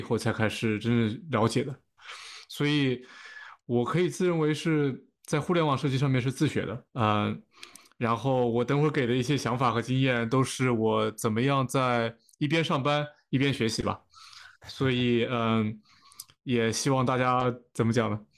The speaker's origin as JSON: {"language": "Chinese", "country": "China", "moved": "yes", "said": "当时我那届也就我一个中国人"}